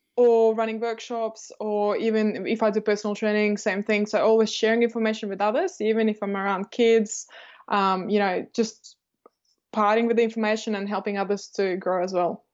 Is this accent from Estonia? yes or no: yes; Estonia; now in Australia; I grew up in Estonia, um, and I'm from a Russian family.